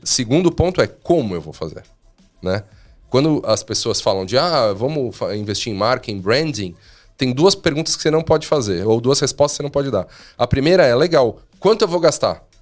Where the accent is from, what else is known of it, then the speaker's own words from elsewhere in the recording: Brazil; a gente é brasileiro